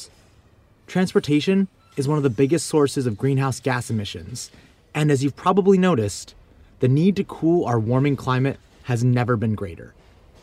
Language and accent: English; Southeast Michigan, United States; now in New York City, United States; I grew up in Southeast Michigan, the car capital of the world. Now I live in New York City